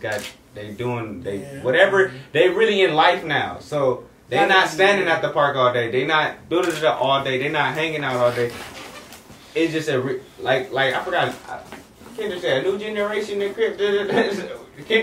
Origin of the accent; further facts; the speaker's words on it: Oakland, California, United States; I'm from Oakland originally